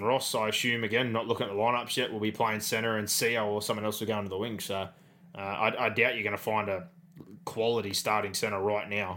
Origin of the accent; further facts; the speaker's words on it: Penrith, New South Wales, Australia; we're from Penrith, we've got a massive junior base